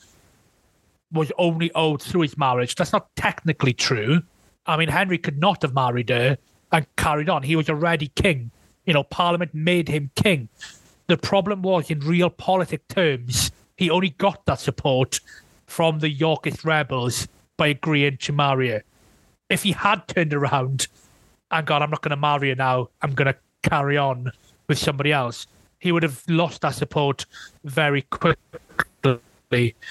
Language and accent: English; Welsh-speaking Wales, United Kingdom; I'm mixed race, but I come from Welsh-speaking Wales.